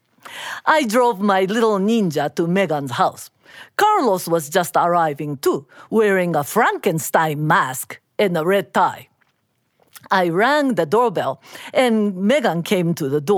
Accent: Osaka, Japan; moved away as an adult; now in Massachusetts, United States; I grew up in Osaka, Japan, and came to Massachusetts in mid-80s as an exchange student to the University of Massachusetts

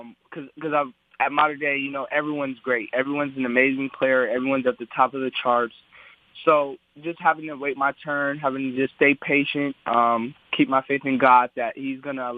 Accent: Southern California, United States; I'm from Southern California.

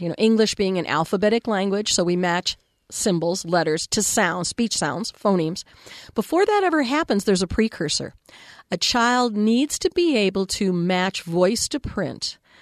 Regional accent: Texas, United States; I had an amazing school librarian in elementary school in Texas

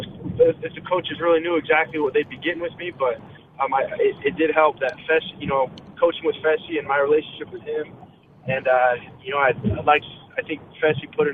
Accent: Pleasant Grove, Utah, United States; also born or lived in California; I was born in California, but raised in Pleasant Grove

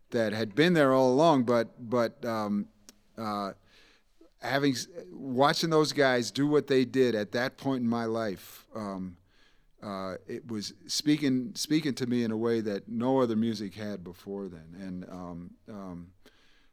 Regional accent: New York, United States; There was a day camp nearby where I grew up in New York

